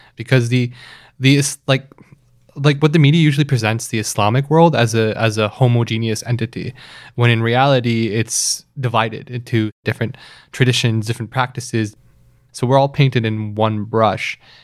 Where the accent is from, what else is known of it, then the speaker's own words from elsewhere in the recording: Toronto, Ontario, Canada; I grew up in Etobicoke.